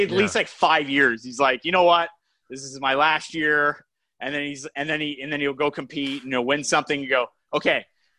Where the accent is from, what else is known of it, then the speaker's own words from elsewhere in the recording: Brampton, Ontario, Canada; Offended. I'm from Brampton.